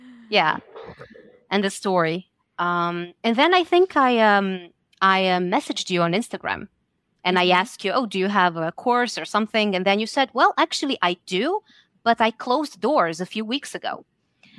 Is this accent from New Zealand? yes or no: no; Serbia; English is a second language; now in Netherlands; I'm from Serbia, but I live in the Netherlands.